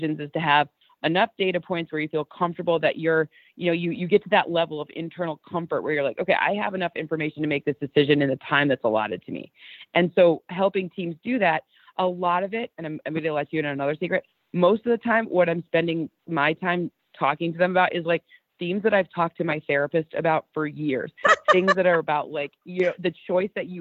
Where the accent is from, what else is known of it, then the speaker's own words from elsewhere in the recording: Lions country, Michigan, United States; we're Lions people. We grew up in Lions country.